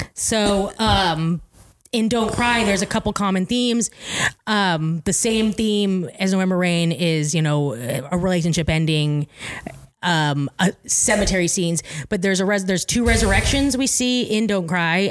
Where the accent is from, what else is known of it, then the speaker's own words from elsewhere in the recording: Eugene, Oregon, United States; the restaurant I grew up working in in Eugene